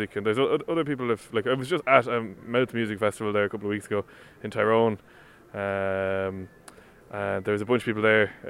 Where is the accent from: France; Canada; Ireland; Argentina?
Ireland; Dublin, Leinster; first language Irish; English is a second language; we grew up in Dublin, but never spoke any English till we kind of went to school.